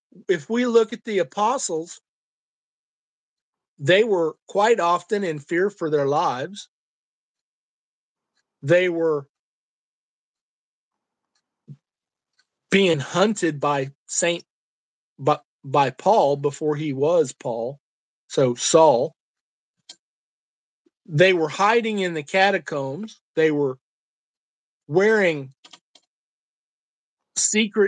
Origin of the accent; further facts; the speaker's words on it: Illinois, United States; now in Kansas, United States; I grew up in Illinois where we actually said Arkansas